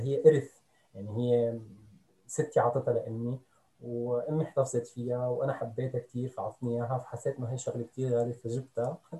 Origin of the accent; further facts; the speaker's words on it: Damascus, Damascus Governorate, Syria; moved away as an adult; also born or lived in Beirut, Lebanon; now in Berlin, Germany; كنت آه، عايش في دمشق آه، أنا درست صحافة وإعلام بكلية الإعلام بجامعة دمشق وكنت مقيم طبعا آه، قريب من عائلتي بدمشق